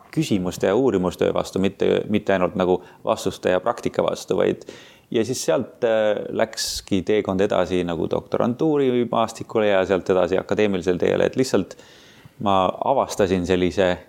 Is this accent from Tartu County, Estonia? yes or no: yes; Tartu, Tartu County, Estonia; moved away as an adult; also born or lived in Tallinn / France / Boston; ma olen pärit Tartust, põhimõtteliselt kasvasin üles Tartus Annelinnas